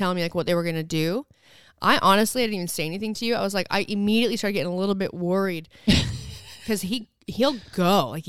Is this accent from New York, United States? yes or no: no; Santa Cruz, California, United States; However, though, we're from Santa Cruz.